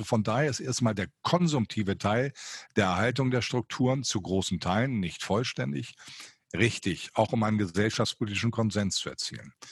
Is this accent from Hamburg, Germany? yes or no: yes; Hamburg, Germany; Meine, ich komme ja originär aus Hamburg.